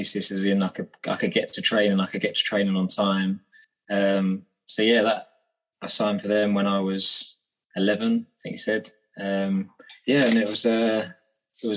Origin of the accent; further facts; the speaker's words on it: Warlingham, South East England, United Kingdom; moved away as an adult; also born or lived in Redhill / Aberdeen; I grew up in a flat in, it's a place called Wallingham. It's not far from Croydon.